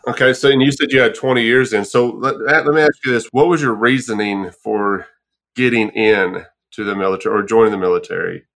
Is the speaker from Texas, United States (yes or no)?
yes; Texas, United States; moved away; also born or lived in Arkansas; born and raised in Texas